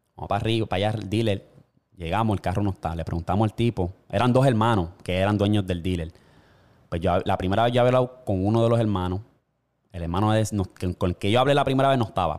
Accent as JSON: {"language": "Spanish", "country": "Puerto Rico"}